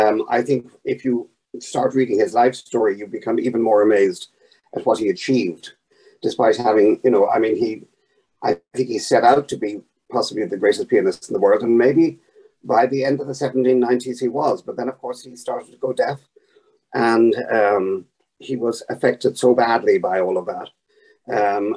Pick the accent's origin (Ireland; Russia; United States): Ireland; I'm Irish, and we had this war in Northern Ireland for so long